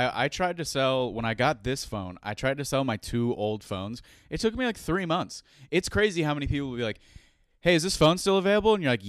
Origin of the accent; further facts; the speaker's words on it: South Florida, United States; I didn't grow up in fucking Iowa, dude. I grew up in South Florida.